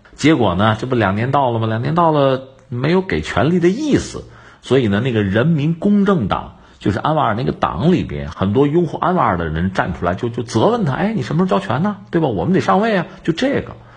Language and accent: Chinese; China; 对我们中国人来讲呢，马哈蒂尔大家比较熟悉